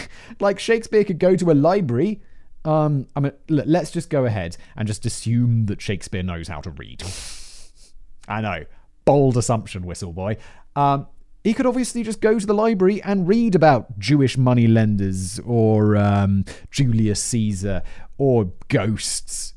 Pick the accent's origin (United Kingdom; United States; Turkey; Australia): United Kingdom; I'm British